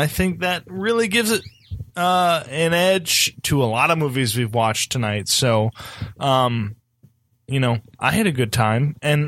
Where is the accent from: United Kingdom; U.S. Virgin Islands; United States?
United Kingdom; we're very buttoned up. We're very British.